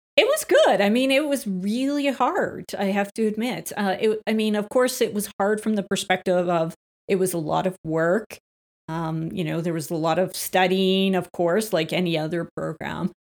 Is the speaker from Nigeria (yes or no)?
no; Calgary, Alberta, Canada; born or raised there; also born or lived in Beaumont, Alberta